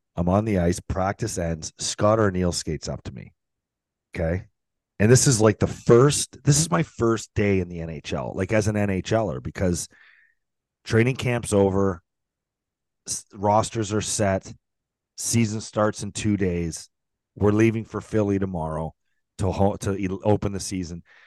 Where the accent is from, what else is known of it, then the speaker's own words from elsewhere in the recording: St. Catharines, Ontario, Canada; St. Catharines my hometown